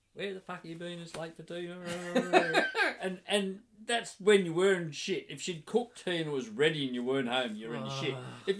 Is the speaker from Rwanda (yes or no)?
no; Newcastle, New South Wales, Australia; also born or lived in Townsville